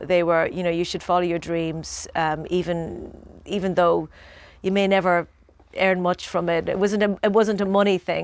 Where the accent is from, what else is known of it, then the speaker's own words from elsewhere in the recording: Ireland; growing up in Ireland